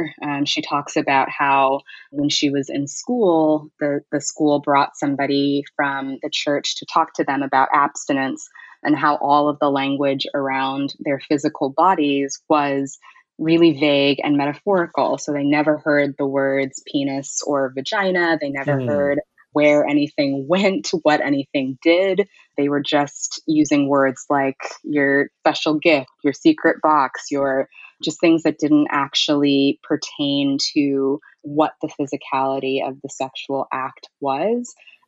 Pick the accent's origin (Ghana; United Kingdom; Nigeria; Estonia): Ghana; now in United States; when I left my house, people didn't necessarily see me as a Ghanaian anymore.